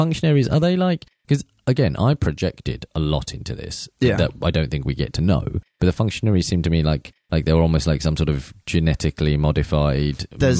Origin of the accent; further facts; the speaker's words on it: India; as an Indian man